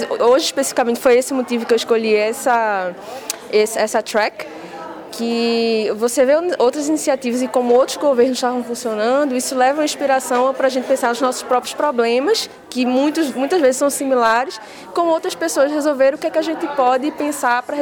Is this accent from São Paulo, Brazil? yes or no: no; Recife, Pernambuco, Brazil; eu sou de Recife.